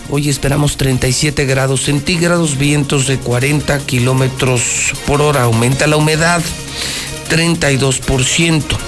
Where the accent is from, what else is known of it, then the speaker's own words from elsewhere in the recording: Aguascalientes, Mexico; el hidrocálido es bien gandayota y no, no, no somos educados